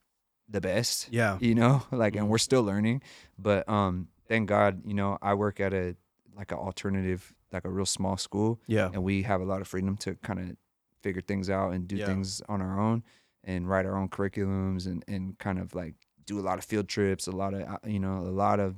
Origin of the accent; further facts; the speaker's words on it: San Jose, California, United States; growing up in San Jose and being where we were at in the Silicon Valley is a world renowned place